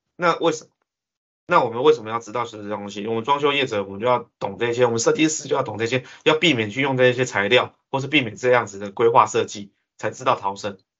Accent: Taiwan; 我们台湾人

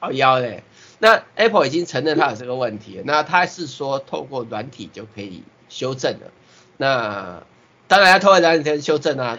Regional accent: Taiwan; 我是台湾的啦

